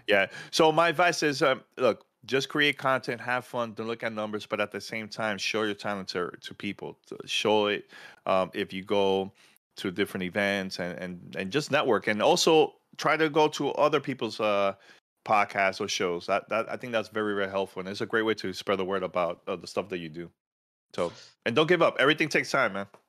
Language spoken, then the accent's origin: English; New York City, New York, United States; born or raised there